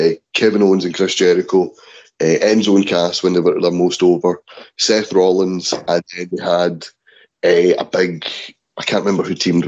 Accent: Scotland, United Kingdom; As a Scottish person

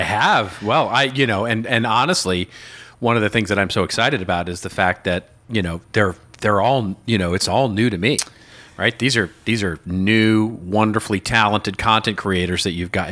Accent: Texas, United States; now in Los Angeles, United States; I grew up in Texas and had Texas teams

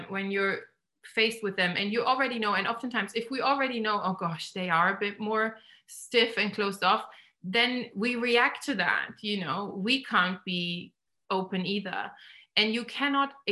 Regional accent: Germany; now in England; I grew up in Germany

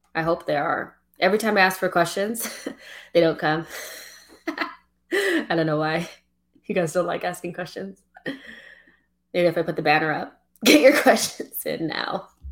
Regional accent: United States; I'm African American, you know, I don't have any like none of my family is like from any of the islands or Africa like closely

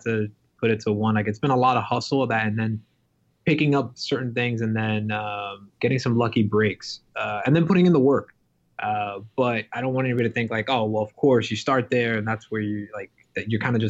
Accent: New York City, New York, United States; I grew up in New York City from a very, very Dominican family, like super immigrant family.

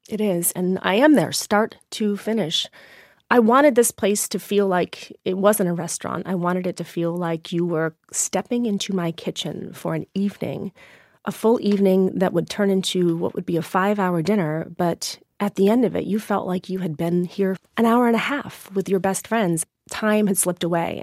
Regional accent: Maine, United States; brought myself back to my hometown

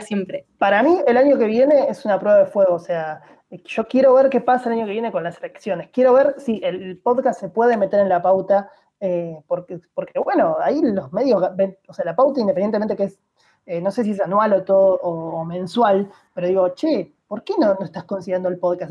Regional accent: Buenos Aires, Argentina; Yo soy porteño, amo a mi ciudad

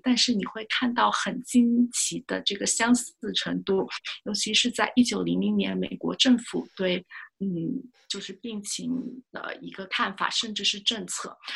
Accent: China; 是不是就是我们中国人确实吃的东西会比较多

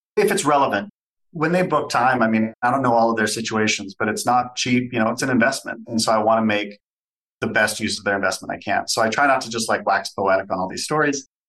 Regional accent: Southern California, United States; now in Canada; I grew up in Southern California, was Canadian by birth, but grew up there, moved back to Canada

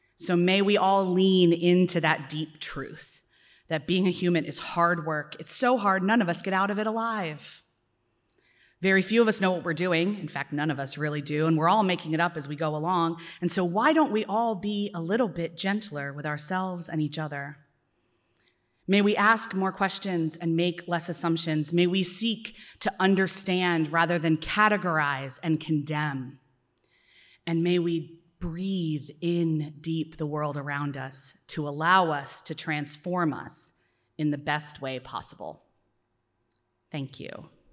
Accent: Philadelphia, Pennsylvania, United States; as a Philadelphian

